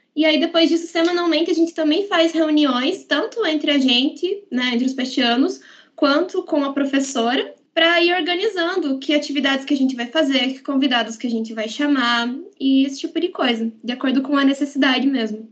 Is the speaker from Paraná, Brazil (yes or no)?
yes; Guarapuava, Paraná, Brazil; moved away as an adult; now in Ponta Grossa, Brazil; eu sou de Guarapuava, no Paraná